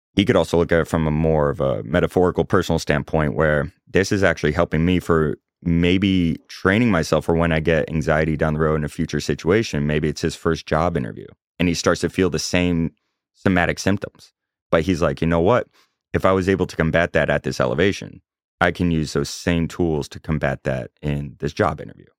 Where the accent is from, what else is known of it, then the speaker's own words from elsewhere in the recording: Chapel Hill, North Carolina, United States; moved away as an adult; also born or lived in Omaha, Nebraska; now in Charlotte, United States; I grew up in Chapel Hill, North Carolina.